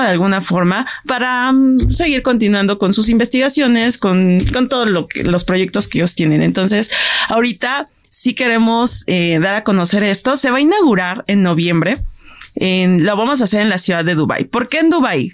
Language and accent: Spanish; Mexico